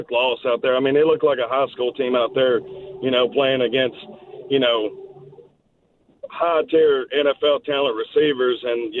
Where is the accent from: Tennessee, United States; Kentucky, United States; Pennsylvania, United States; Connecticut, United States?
Tennessee, United States; I mean, obviously, I'm from Tennessee, so, of course, I might seem a little biased on this, being a Titans fan